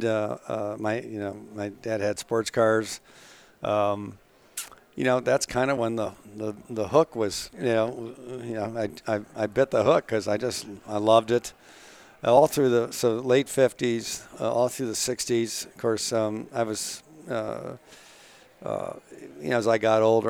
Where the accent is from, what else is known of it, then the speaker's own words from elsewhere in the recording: Cleveland, Ohio, United States; I grew up in Cleveland.